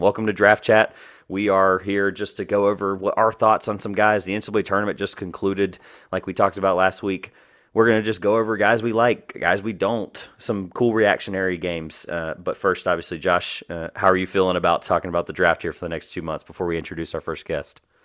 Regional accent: North Carolina, United States; we're from North Carolina

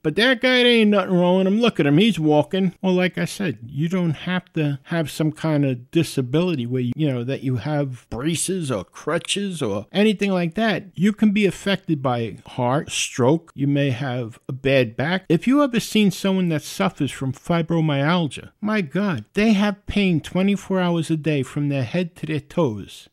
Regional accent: New York City, New York, United States; accent: New York; I was born and raised in the Bronx. I realize I do have a New York accent.

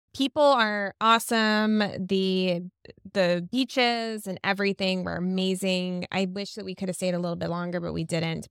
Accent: Florida, United States; Floridian girl like me

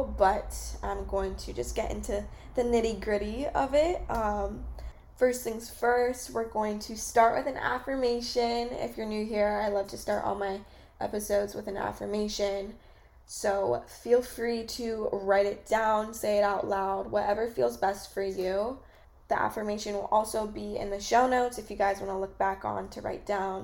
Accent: California, United States; moved away as an adult; I'm from California

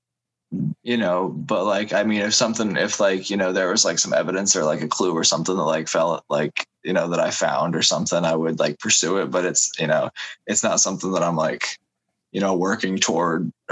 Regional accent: Cincinnati, Ohio, United States; also born or lived in Arkansas; I was born in Arkansas and then came up here to Ohio

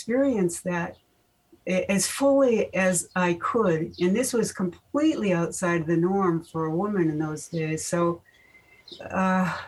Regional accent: Winchester, Massachusetts, United States; moved away as an adult; also born or lived in San Diego; I grew up in Winchester, Mass.

